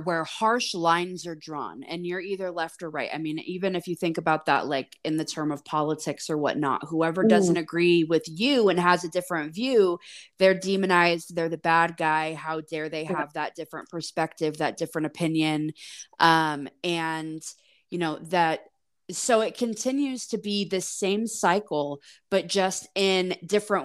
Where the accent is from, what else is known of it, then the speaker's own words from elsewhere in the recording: United States; growing up in the States